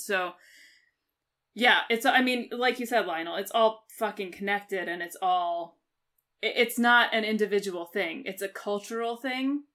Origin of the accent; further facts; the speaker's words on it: United Kingdom; I'm a British citizen